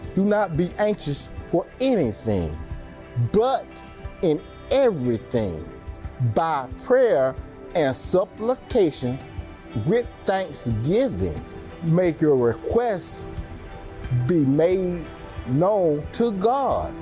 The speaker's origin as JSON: {"language": "English", "town": "Tuscaloosa", "region": "Alabama", "country": "United States", "moved": "yes", "said": "I'm originally from Tuscaloosa, Alabama."}